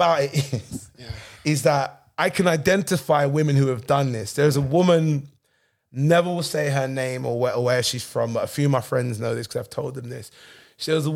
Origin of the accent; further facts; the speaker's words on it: London, United Kingdom; I grew up in London.